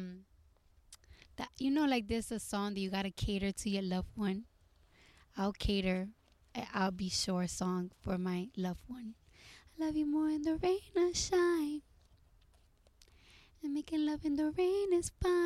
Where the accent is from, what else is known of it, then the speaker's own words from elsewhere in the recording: New York City, New York, United States; growing up in New York, living in apartments